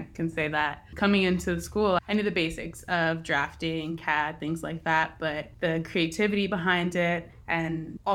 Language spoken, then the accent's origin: English; Eastern Pennsylvania, United States; also born or lived in Philadelphia; I'm from Eastern Pennsylvania, and right now I'm living in Philly and working in Philly